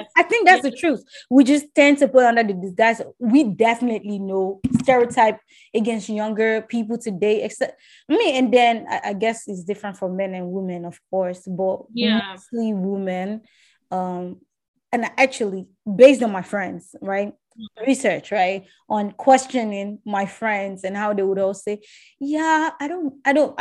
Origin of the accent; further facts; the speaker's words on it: Nigeria; I'm just 20 something, mid 20s years old as a Nigerian